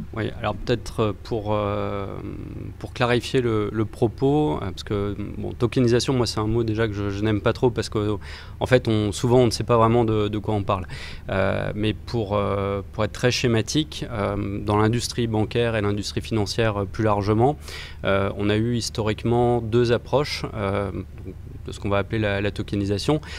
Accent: France; lorsqu'on est français

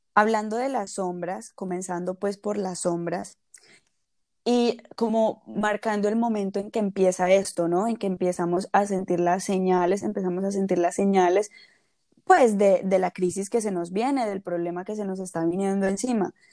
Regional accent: Colombia; moved away; Nacimos en Colombia, pero vivimos en diferentes lugares

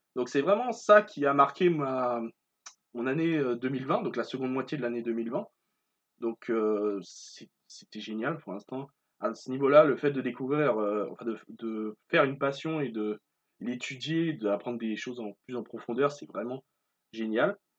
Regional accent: Martinique; je suis originaire de Martinique

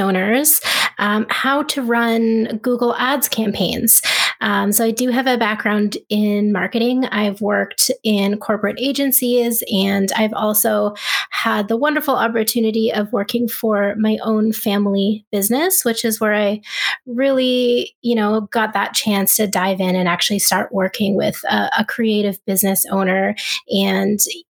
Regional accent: Ottawa, Ontario, Canada; when I moved back home to where I'm from Ottawa, Canada

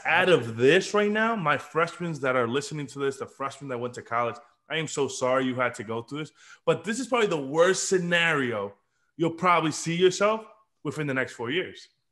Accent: Dominican Republic; now in United States; I was born in Dominican Republic

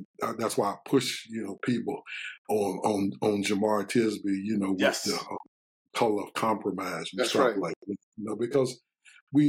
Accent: Richmond, Virginia, United States; also born or lived in Washington, D.C.; growing up in Richmond, as a black person

